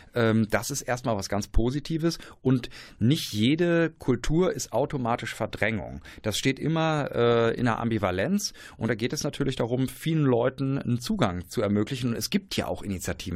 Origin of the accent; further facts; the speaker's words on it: Osnabrück, Lower Saxony, Germany; moved away as an adult; now in Berlin, Germany; aus meiner Heimatstadt, wo ich dann hingezogen bin, Osnabrück, die Nachbarstadt von Münster